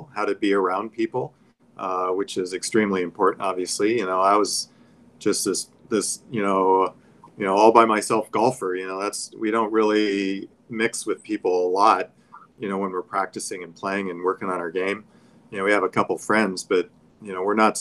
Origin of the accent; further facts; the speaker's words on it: Oxnard, California, United States; I grew up in Oxnard and, you know, a small place